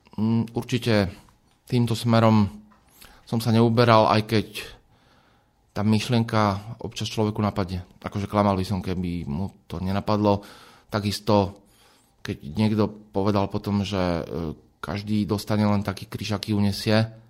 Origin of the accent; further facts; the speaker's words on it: a small village near Trnava, Trnava Region, Slovakia; Ja som z dediny, z malej dediny pri Trnave, to znamená, že možno v detstve to niekedy bola taká automatika, je nedela, ide sa do kostola